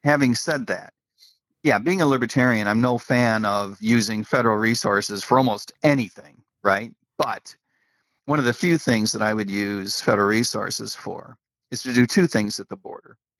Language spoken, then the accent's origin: English; United States; as an American